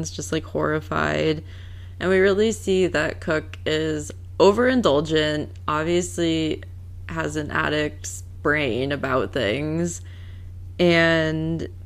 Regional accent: Massachusetts, United States; I'm from Massachusetts

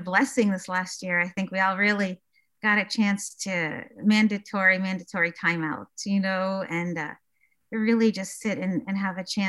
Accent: Pittsburgh, Pennsylvania, United States; also born or lived in Iraq; I actually grew up in Squirrel Hill, Pittsburgh, in Mr. Rogers' neighborhood

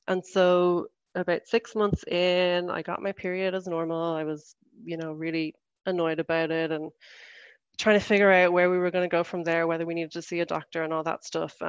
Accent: Ireland; moved away as an adult; now in Switzerland; I'm from Ireland and I've been living in Switzerland since 2017.

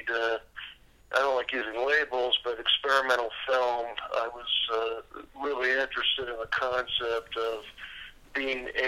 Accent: Long Beach, California, United States; Um, that we grew up in Long Beach, California uh, you know, which is just uh, a little south and uh, west of Los Angeles.

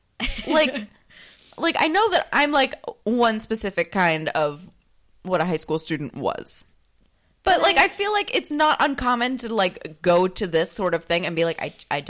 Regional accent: New Jersey, United States; I'm from New Jersey.

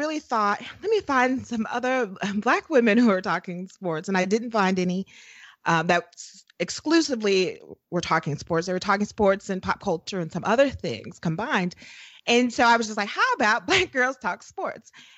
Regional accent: Midwest, United States; now in Virginia, United States; I am a freelance writer living in Virginia, and I grew up in the Midwest, a Midwest girl.

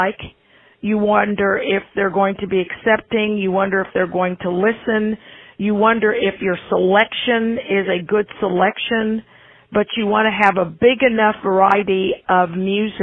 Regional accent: Independence, Missouri, United States; also born or lived in Moundville, Alabama; now in Kansas City, United States; Independence, Missouri, which is where I was raised and where I grew up

